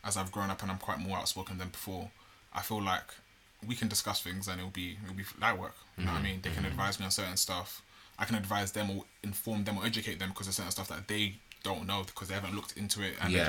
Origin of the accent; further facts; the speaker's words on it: London, United Kingdom; I was born and raised in Bulldog Farm